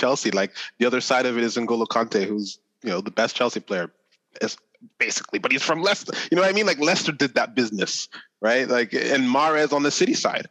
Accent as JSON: {"language": "English", "country": "Oman", "tie": "born or raised there", "said": "growing up in Oman"}